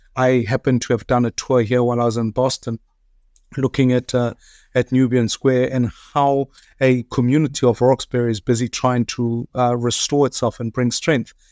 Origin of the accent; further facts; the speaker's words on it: South Africa; as a South African